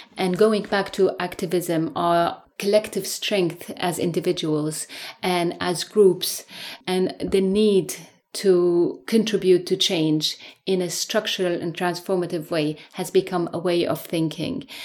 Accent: Syria; moved away as an adult; now in London, United Kingdom; I'm a lawyer from Syria, and I grew up in the eighties under authoritarianism in a highly militarized society

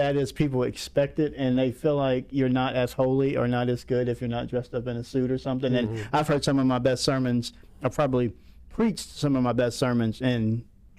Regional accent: Pensacola, Florida, United States; I'm from Pensacola, Florida

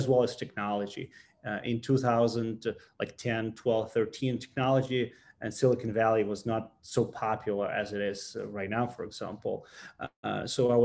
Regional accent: Ukraine; English is a second language; I was born in Ukraine in a very small village, actually on a farm. So I'm a real farmer

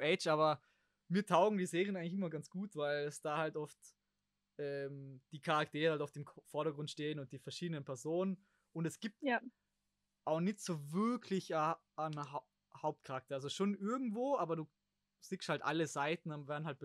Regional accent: Germany; wir als Deutsche

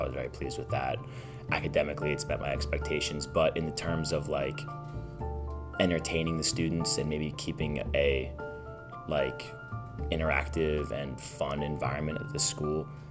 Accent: King of Prussia, Pennsylvania, United States; I'm from King of Prussia, so just outside Philadelphia

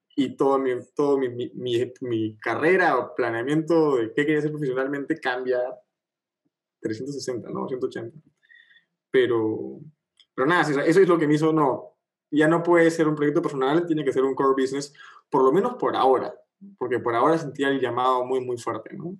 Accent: Peru; más los peruanos, más peruanos que nunca

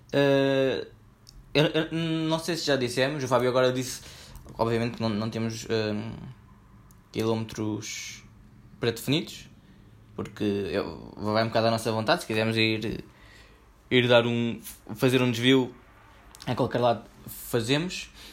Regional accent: Portugal

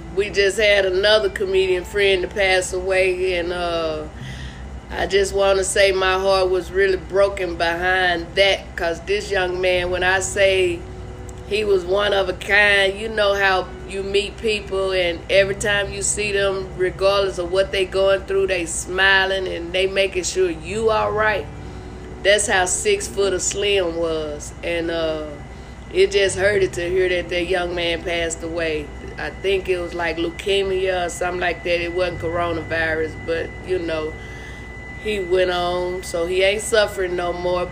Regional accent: Arkansas, United States; now in Las Vegas, United States; I'm from Arkansas

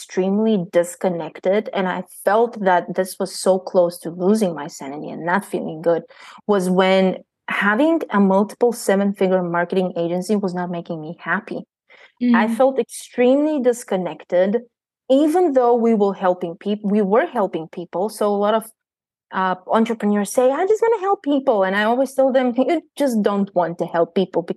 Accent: Bulgaria; moved away as an adult; I am born and raised in Bulgaria. I left Bulgaria when I was 19 years old

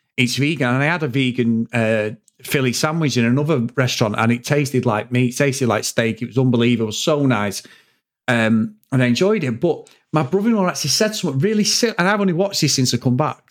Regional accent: England, United Kingdom; when they knew you from England

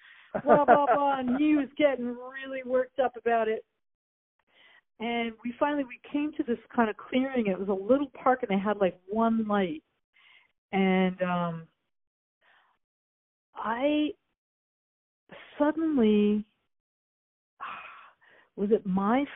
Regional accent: Minneapolis, Minnesota, United States; Craig and I, you know, we're both from Minneapolis

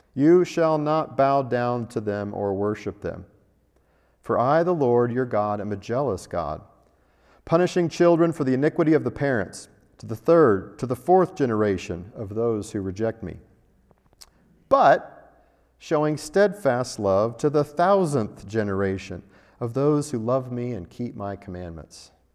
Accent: Denver, Colorado, United States; now in Albuquerque, United States; I grew up driving in Denver, where you've got the mountains

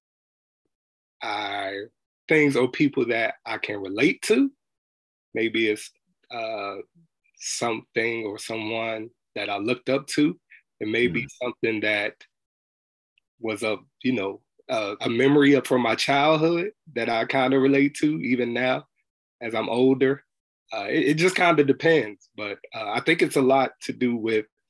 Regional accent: New Jersey, United States; Being born and raised in Jersey

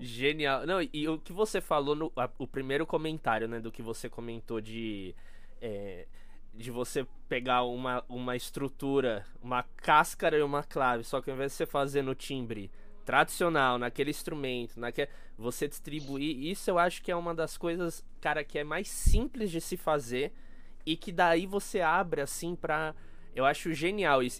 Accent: Brazil; eu como brasileiro

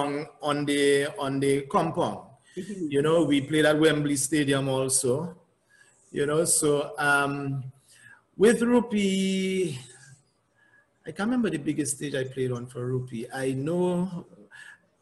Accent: Dominica; accent: Dominican; I had that Dominican accent

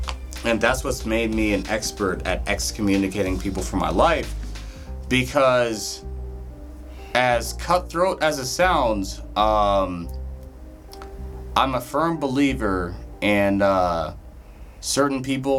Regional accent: Detroit, Michigan, United States; born there; Like, so I have memories of when I was young and I was born in Detroit.

